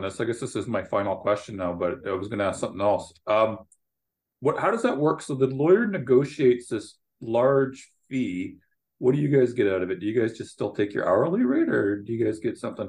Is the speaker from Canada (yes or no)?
yes; Canada; I'm Canadian.